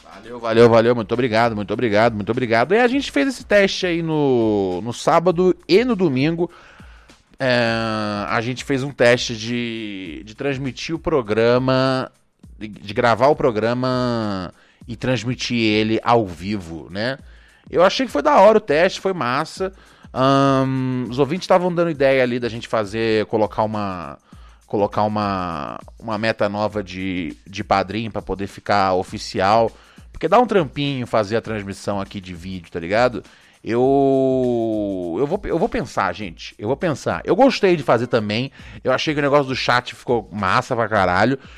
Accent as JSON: {"language": "Portuguese", "region": "Rio de Janeiro", "country": "Brazil", "tie": "born or raised there", "said": "eu cresci no Rio, então é lá onde eu vi"}